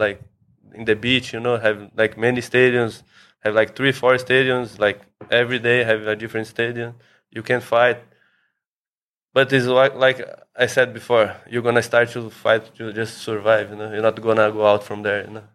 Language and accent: English; São Paulo, Brazil; moved away as an adult; now in Phuket, Thailand; I'm from Brazil, from São Paulo